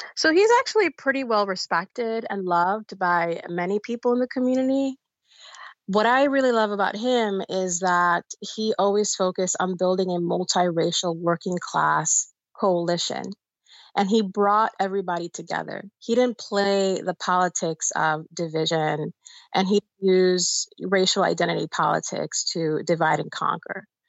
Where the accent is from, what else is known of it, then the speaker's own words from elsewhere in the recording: New York City, New York, United States; also born or lived in Bayamón, Puerto Rico; the district that I grew up in in the Bronx